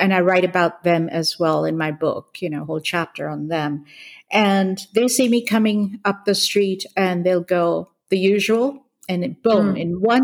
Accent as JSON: {"language": "English", "country": "Hong Kong", "tie": "born or raised there", "also_born_or_lived": "India / California", "moved": "as an adult", "said": "So I grew up in Hong Kong. I was born in India, moved to Hong Kong, grew up in Hong Kong"}